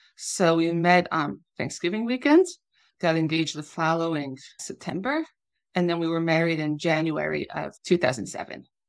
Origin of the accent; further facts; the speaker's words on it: Long Island, New York, United States; moved away as an adult; also born or lived in Massachusetts; now in Israel; I grew up on Long Island as the second of seven children